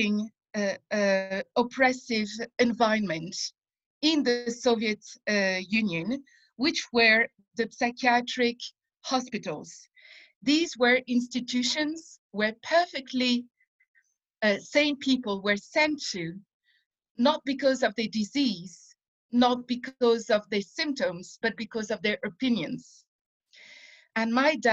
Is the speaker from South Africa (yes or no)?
no; France; moved away as an adult; now in Israel; as a kid and as a teenager growing up in France